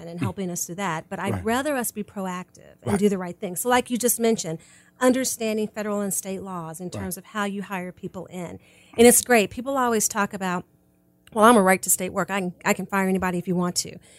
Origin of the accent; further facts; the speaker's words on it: Kansas City, United States; moved away; also born or lived in Georgia; I grew up in Kansas City